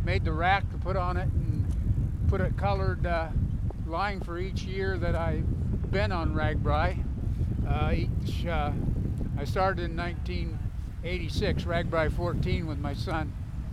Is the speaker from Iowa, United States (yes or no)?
yes; Marshalltown, Iowa, United States; we're from Marshalltown, Iowa, Iowa Valley Bicycle Club